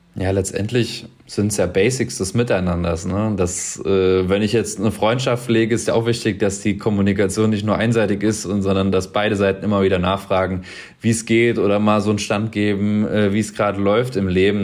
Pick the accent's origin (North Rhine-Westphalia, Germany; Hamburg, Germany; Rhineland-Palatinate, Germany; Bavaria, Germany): Rhineland-Palatinate, Germany; Mainz; hier aus meiner Heimat, aus Mainz